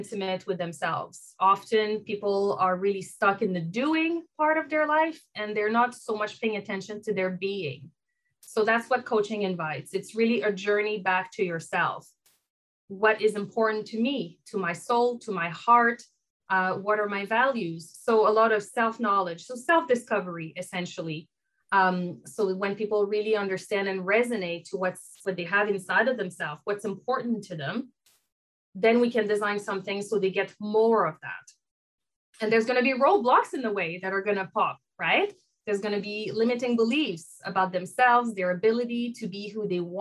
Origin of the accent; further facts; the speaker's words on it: Canada; accent: French; now in Vancouver, Canada; I have a French accent. I am French Canadian, based in Vancouver here